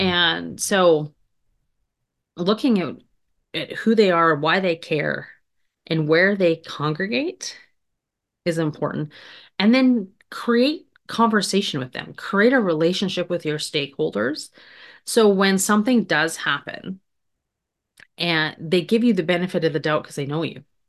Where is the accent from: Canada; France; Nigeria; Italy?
Canada; moved away as an adult; also born or lived in Grand Forks, North Dakota; I grew up in Canada